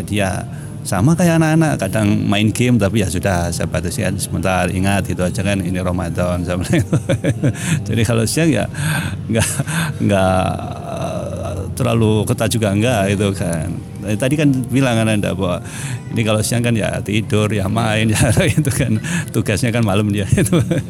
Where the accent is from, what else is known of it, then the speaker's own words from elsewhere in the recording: Kediri, East Java, Indonesia; moved away; saya asli Kediri, jadi mesti ke, apa, ibu di Kediri